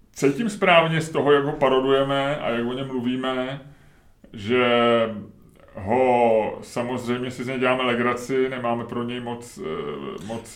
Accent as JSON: {"language": "Czech", "country": "Czechia", "said": "jsme řekli z Česka"}